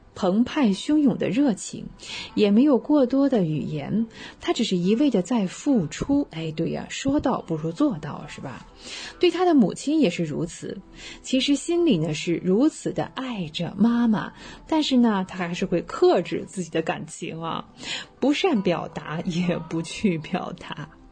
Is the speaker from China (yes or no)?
yes; China; 我们中国人